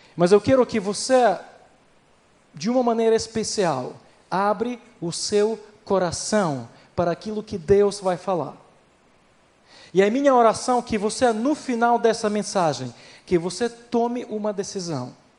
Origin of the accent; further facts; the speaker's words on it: Ukraine; Portuguese is a second language; moved away as an adult; also born or lived in Recife, Brazil; eu sou da Ucrânia, nascido na Ucrânia, na verdade, nascido na União Soviética